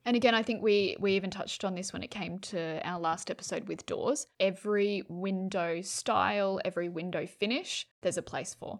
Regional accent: New South Wales, Australia; I grew up in New South Wales, freezing cold

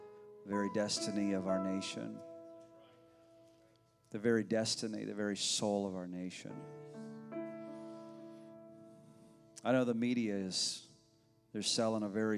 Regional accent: Illinois, United States; moved away; every time I go back to my hometown in Cornfield, USA, in Illinois, I always slip into my old church

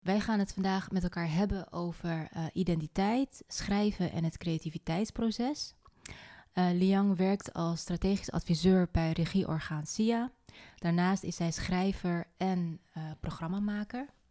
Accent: North Brabant, Netherlands; in Noord-Brabant, in mijn puberteit

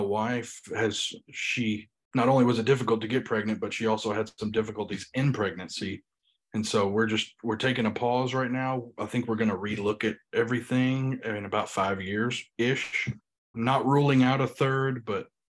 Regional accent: Union City, Tennessee, United States; moved away as an adult; also born or lived in Louisville, Kentucky / Nashville, Tennessee; now in Indianapolis, United States; me and my wife grew up. A little town called Union City, Tennessee

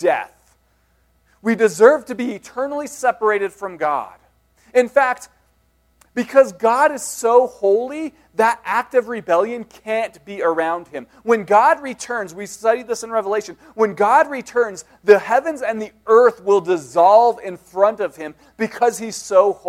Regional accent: Denver, Colorado, United States; I grew up in Denver

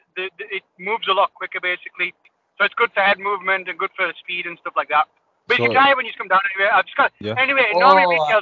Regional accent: Middlesbrough, North East England, United Kingdom; I'm from Middlesbrough.

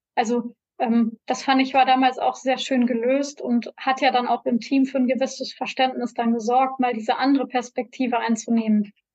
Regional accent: North Rhine-Westphalia, Germany; als Deutscher und hier als, als NRWler, als Westler

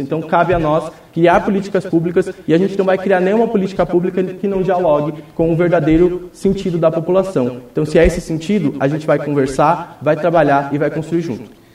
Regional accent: Vila A, Jardim Ipê, Paraná, Brazil; Eu venho da Vila A, né, especificadamente do Jardim IP também

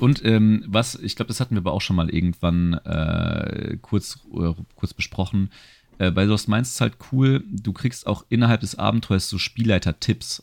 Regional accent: Germany; als Deutscher

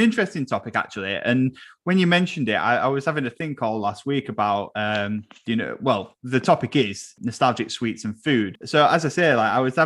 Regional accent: Old Goole, Yorkshire and the Humber, United Kingdom; I grew up mostly in Old Ghoul

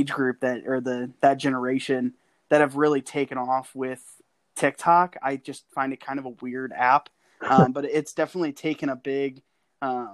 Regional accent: St. Louis, Missouri, United States; moved away as an adult; now in Kansas City, United States; I grew up in St. Louis

